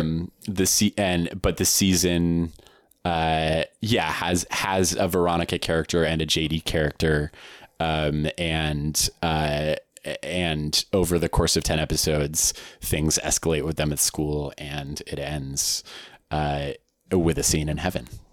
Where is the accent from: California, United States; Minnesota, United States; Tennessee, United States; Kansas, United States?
California, United States; Palo Alto; I grew up in the Bay Area in a, in, in a little town called Palo Alto